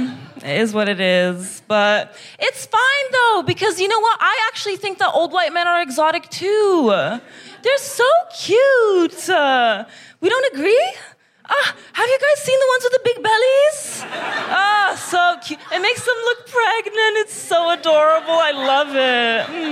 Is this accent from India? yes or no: no; Kazakhstan; It's because I'm from Kazakhstan.